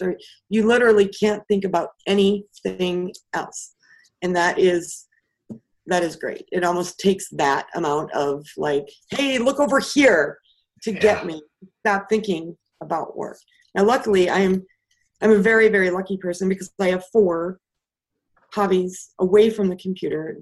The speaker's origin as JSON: {"language": "English", "region": "Wisconsin", "country": "United States", "tie": "born or raised there", "also_born_or_lived": "Houston, Texas", "said": "I'm originally from Houston. But then we moved to Wisconsin"}